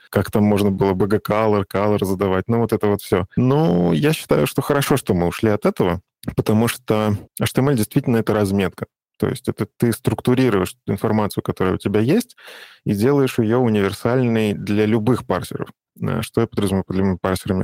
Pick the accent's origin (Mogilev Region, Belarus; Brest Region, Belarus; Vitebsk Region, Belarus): Vitebsk Region, Belarus; я сам из Беларуси, вот, из Витебской области